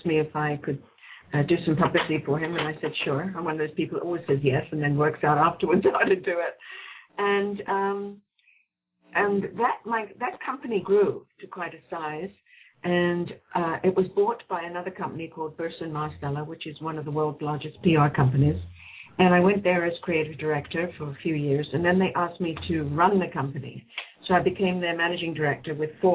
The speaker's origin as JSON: {"language": "English", "region": "England", "country": "United Kingdom", "tie": "born or raised there", "moved": "yes", "said": "growing up in England"}